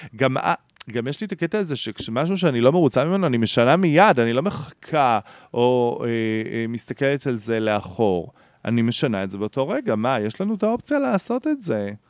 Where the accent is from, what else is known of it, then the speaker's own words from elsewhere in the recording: Beersheba, Southern District, Israel; moved away as an adult; now in Tel Aviv, Israel; אני בא מבאר שבע